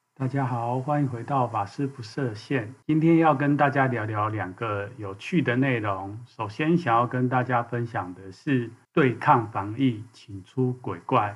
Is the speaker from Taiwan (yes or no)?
yes; Taiwan; 是从小就在台湾长大，成长的人